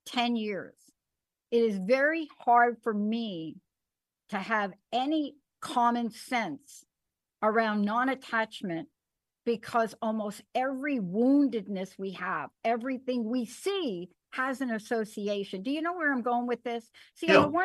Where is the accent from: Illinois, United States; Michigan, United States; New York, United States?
New York, United States; New York City; I'm a kid from the Bronx. I had a rough childhood